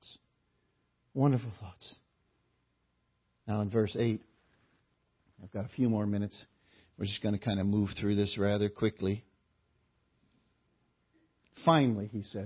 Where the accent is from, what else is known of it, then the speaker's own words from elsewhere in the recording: New Haven, Connecticut, United States; growing up in the Gospel Hall on Newhall Street in New Haven